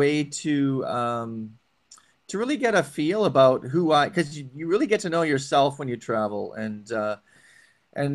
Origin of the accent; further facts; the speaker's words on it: Vancouver, British Columbia, Canada; growing up in Vancouver